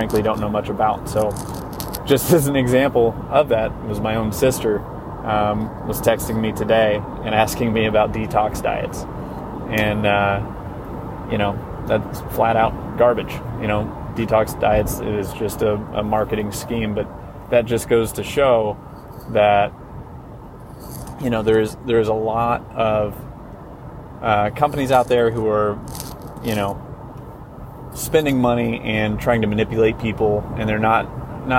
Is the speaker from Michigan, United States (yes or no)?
no; New Castle, Indiana, United States; growing up in Eastern Indiana, there's not a whole lot